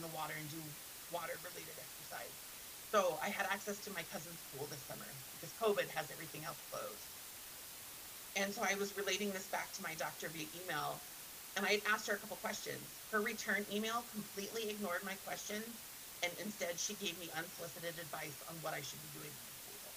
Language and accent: English; Montana, United States; I grew up in Montana